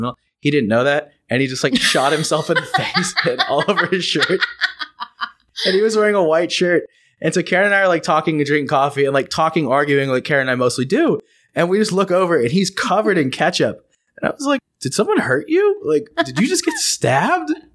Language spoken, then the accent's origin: English; United States; I'm the American